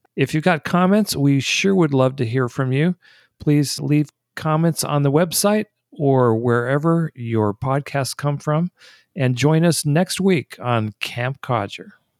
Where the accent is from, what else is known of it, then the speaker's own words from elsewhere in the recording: Detroit, Michigan, United States; moved away; also born or lived in East Coast / Los Angeles, California; one of the things that defines me and cars is the fact that I grew up in Detroit. I was born on the East Coast. My parents moved to Detroit before I was one year old